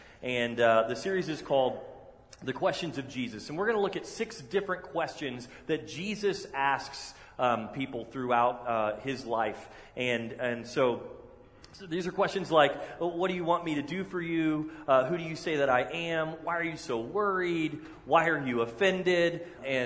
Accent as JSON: {"language": "English", "region": "Texas", "country": "United States", "moved": "yes", "said": "I'm from Texas."}